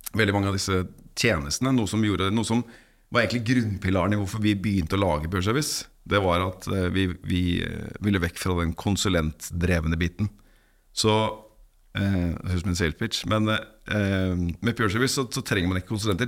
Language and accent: Norwegian; Norway; Ellers er jeg norsk